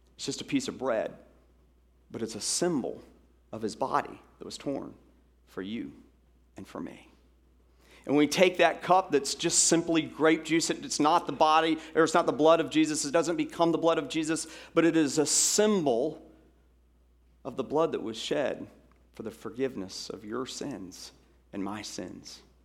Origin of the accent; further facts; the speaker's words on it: Atlanta, Georgia, United States; in Atlanta, Georgia, growing up in Atlanta